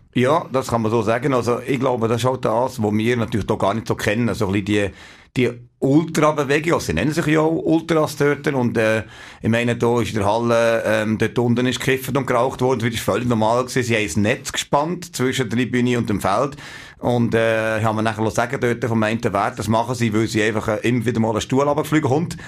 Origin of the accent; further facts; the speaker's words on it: Switzerland; wir als Schweizer